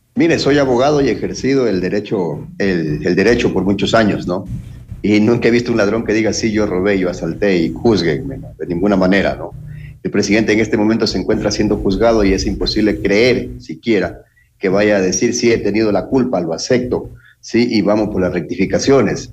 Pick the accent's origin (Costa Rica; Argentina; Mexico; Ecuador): Ecuador; nosotros, como ecuatorianos